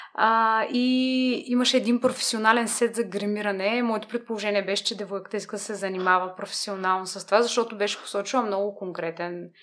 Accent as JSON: {"language": "Bulgarian", "town": "Burgas", "region": "Burgas Province", "country": "Bulgaria", "tie": "born or raised there", "also_born_or_lived": "London", "moved": "as an adult", "lives_now": "Sofia, Bulgaria", "said": "родена съм в Бургас"}